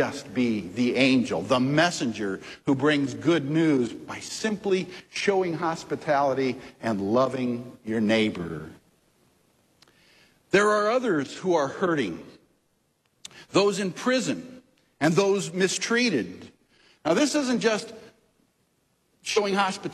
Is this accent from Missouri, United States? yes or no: yes; St. Louis, Missouri, United States; I grew up in North St. Louis in Woodson Terrace, a suburb.